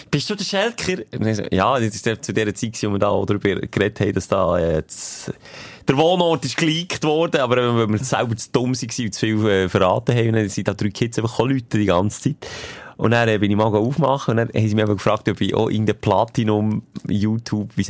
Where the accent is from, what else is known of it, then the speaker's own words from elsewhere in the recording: Switzerland; ich bin Schweizer